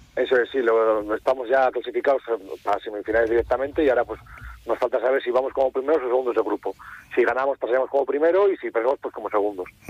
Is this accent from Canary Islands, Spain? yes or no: no; Cantabria, Spain; en mi tierra y ante todos familiares y amigos